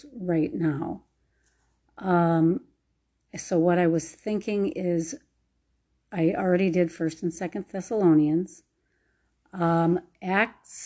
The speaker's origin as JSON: {"language": "English", "region": "Minnesota", "country": "United States", "tie": "born or raised there", "moved": "yes", "said": "I'm actually in my hometown in Minnesota, visiting some family."}